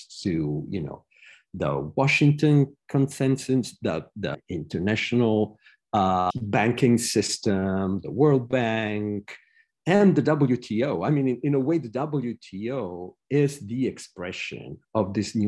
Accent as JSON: {"language": "English", "town": "Rome", "region": "Lazio", "country": "Italy", "tie": "born or raised there", "moved": "yes", "lives_now": "United States", "said": "I was born in Rome, studied all over the world. Now I'm a professor in the US"}